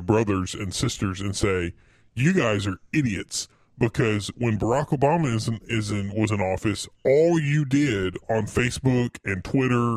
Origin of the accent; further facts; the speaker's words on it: United States; as an American